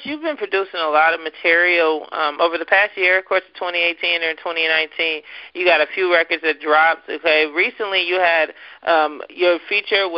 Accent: East Coast, United States; I'm from the East Coast

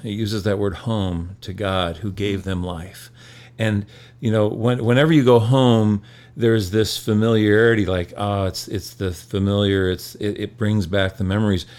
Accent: Michigan, United States; I grew up in Michigan

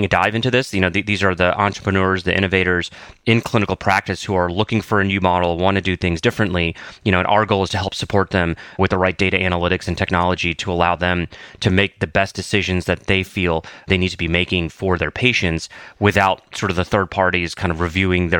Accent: the Carolinas, United States; I grew up in the Carolinas

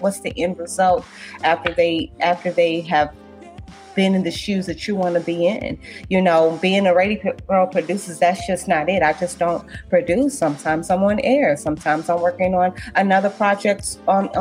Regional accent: St. Louis, Missouri, United States; moved away as an adult; now in Washington, D.C., United States; I'm from St. Louis, Missouri

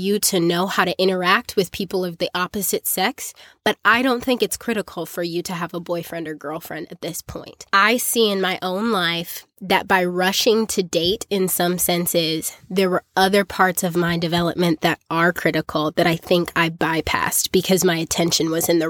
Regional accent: South Africa; the culture that I grew up in South Africa, really formed some negative opinions about men and dating

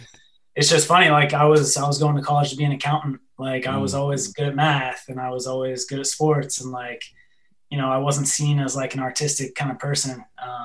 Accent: an hour south of Seattle, Washington, United States; also born or lived in near Chicago, Illinois; When I was real young, I lived like an hour outside of Chicago, Illinois. And then like second grade, we moved out to Washington State. So I was like an hour south of Seattle. Just like a middle-class suburb kind of childhood

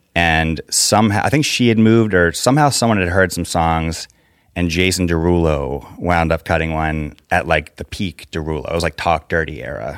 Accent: Fairfax, Virginia, United States; also born or lived in Los Angeles; now in Nashville, United States; Northern Virginia

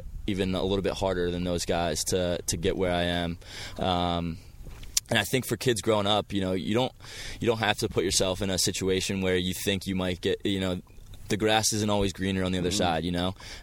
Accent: Finksburg, Maryland, United States; I grew up in Carroll County, Finksburg, Maryland.

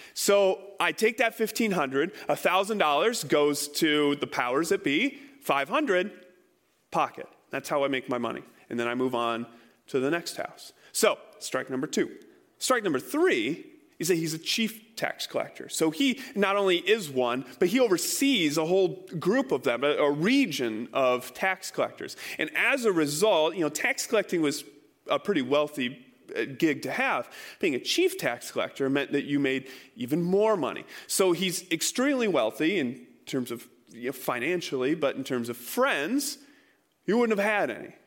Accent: Iowa, United States; I grew up in Iowa.

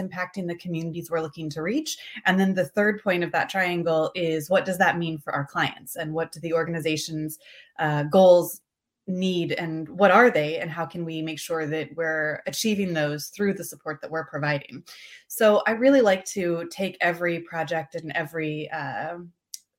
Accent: Indiana, United States; also born or lived in Washington, D.C.; now in Houston, United States; I am originally from Indiana, spent some time in DC before coming down here to Houston

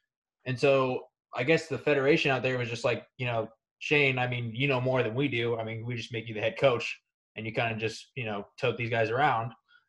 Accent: Kansas City, Missouri, United States; I'm Samoan, but I'm from Kansas City

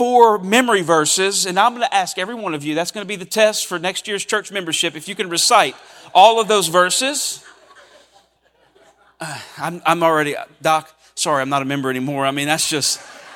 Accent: Cajun, Louisiana, United States; this is part of being a Cajun

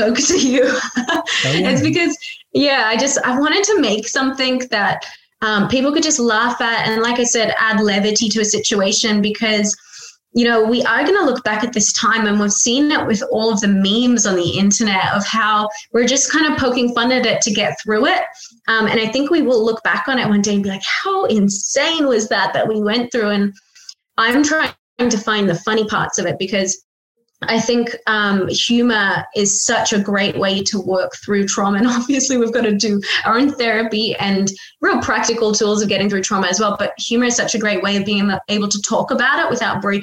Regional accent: Australia; born or raised there

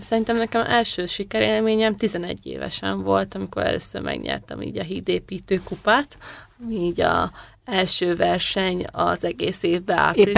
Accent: Hungary; édesanyámék a Kási vízitelepen éltek, aztán én igazából ott nőttem fel

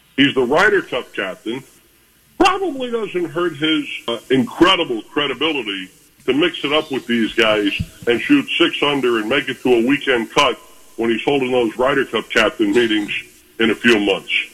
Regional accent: Daytona Beach, Florida, United States; near my hometown in Daytona Beach, Florida

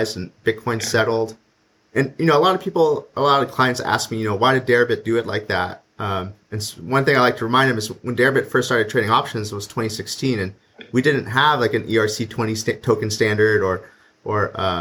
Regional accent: Canada; I'm also Canadian

